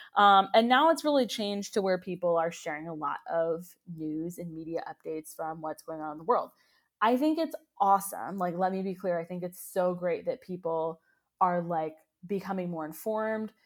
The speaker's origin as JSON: {"language": "English", "country": "United States", "said": "as Americans"}